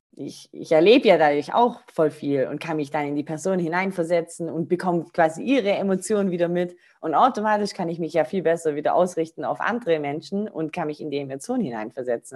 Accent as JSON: {"language": "German", "town": "Rottweil", "region": "Baden-Württemberg", "country": "Germany", "said": "ich komme aus Rottweil, das ist so zwischen Stuttgart und ähm, Bodensee"}